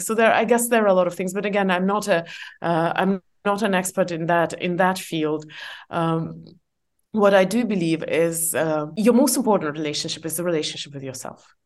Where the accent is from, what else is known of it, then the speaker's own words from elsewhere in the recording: Estonia; English is a second language; moved away as an adult; also born or lived in Asia; I'm from Estonia.